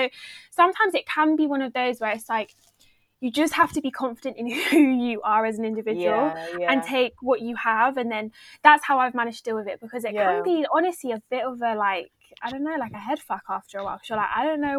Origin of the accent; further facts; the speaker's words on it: Cambridgeshire, East of England, United Kingdom; my mum is obviously Black African and my dad is whiter than white. I grew up in Cambridgeshire, which we all speak a certain way